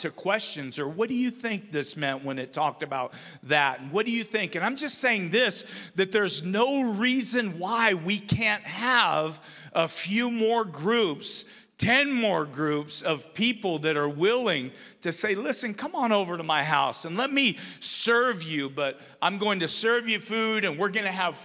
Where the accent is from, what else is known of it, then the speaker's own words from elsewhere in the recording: Umatilla, Oregon, United States; now in Rupert, United States; I grew up in Umatilla, Oregon